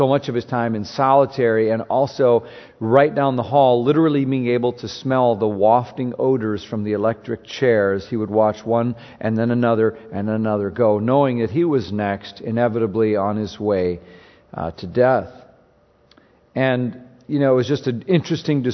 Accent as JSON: {"language": "English", "region": "Minnesota", "country": "United States", "moved": "yes", "said": "I'm from Minnesota"}